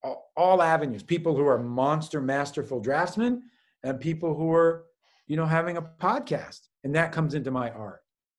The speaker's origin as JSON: {"language": "English", "town": "New York City", "region": "New York", "country": "United States", "tie": "born or raised there", "said": "That's what interests me growing up in New York City"}